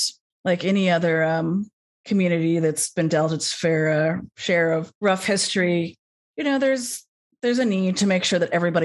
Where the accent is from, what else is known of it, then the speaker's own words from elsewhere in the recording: Los Angeles, California, United States; I grew up in Los Angeles